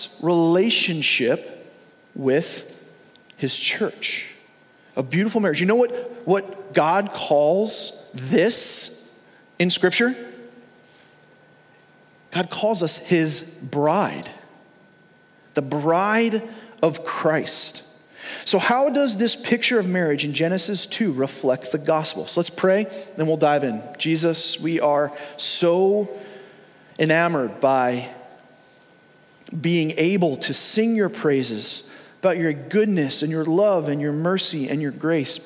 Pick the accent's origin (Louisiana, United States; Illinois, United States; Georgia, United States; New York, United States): New York, United States; Long Island; I grew up in New York. I grew up in Long Island.